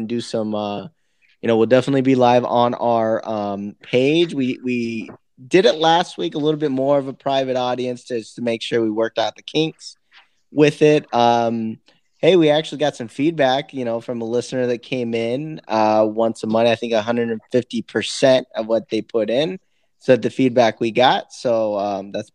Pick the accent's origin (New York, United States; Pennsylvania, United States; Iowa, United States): Iowa, United States; I'm from Iowa